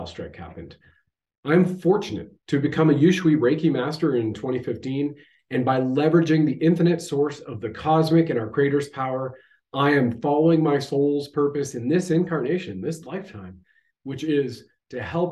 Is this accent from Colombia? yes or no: no; Canada